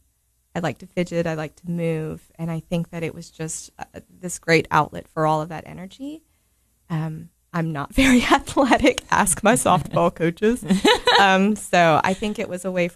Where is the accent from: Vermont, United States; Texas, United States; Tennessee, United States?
Tennessee, United States; Cookeville; I was born and raised here in Cookeville. Lived here my whole life.